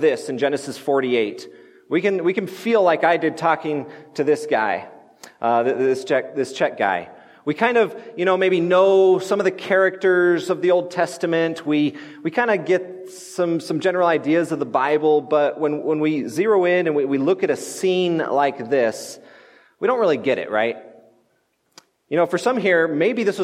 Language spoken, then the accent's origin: English; United States; I'm an American